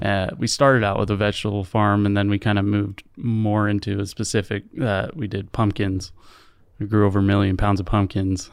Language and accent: English; Provo, Utah, United States; also born or lived in Orem, Utah / Eagle Mountain, Utah; I was born and raised in Provo